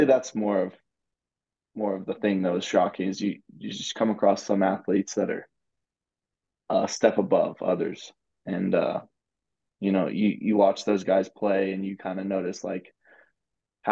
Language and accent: English; Lubbock, Texas, United States; I grew up in Lubbock, Texas